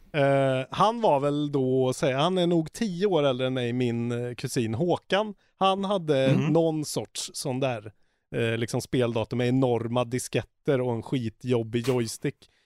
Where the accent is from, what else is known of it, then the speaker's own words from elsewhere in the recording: Karlstad, Värmland, Sweden; moved away; also born or lived in Stockholm; från Karlstad, där jag är ifrån.